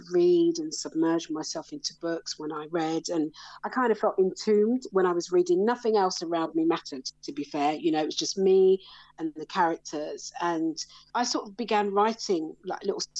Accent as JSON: {"language": "English", "region": "London", "country": "United Kingdom", "tie": "born or raised there", "also_born_or_lived": "Brixton / Croydon", "said": "I grew up in South London, so I'm a London girl"}